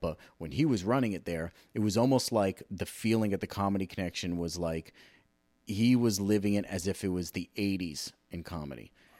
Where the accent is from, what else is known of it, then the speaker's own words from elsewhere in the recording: California, United States; also born or lived in Hawaii / Arizona / Virginia / Rhode Island; I was born in California, lived in Hawaii, then went back, moved to California, lived in Arizona for a little while too, Virginia, Rhode Island, Massachusetts.